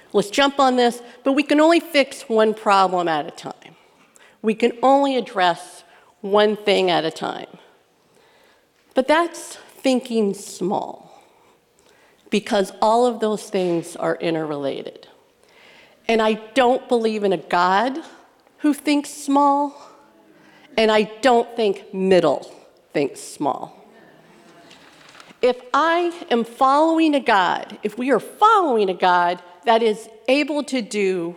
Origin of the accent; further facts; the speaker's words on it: Midwest, United States; I grew up in the Midwest.